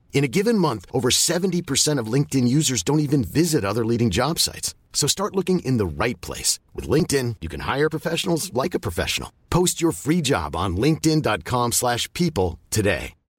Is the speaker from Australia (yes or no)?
yes; Perth, Western Australia, Australia; moved away; had the freedom of growing up in Perth.